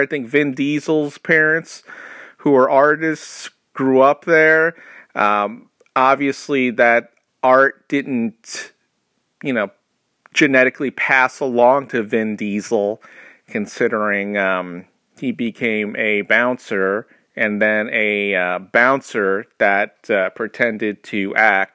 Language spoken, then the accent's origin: English; New York, United States; I grew up in New York, which has a horrible, horrible accent for every particular area